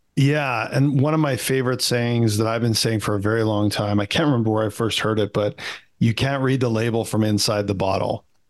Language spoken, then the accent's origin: English; Canada; I'm a Canadian kid